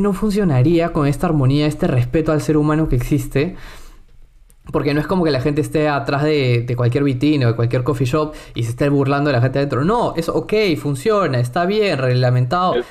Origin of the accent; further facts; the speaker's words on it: Lima, Peru; first language Spanish; al ser limeño